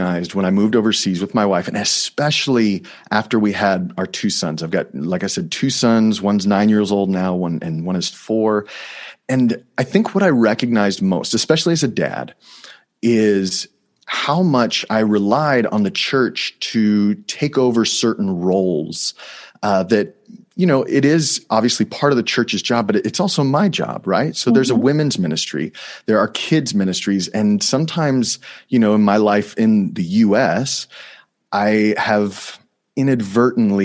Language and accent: English; Texas, United States; moved away; I grew up in Texas, like I said, and part of being a Texan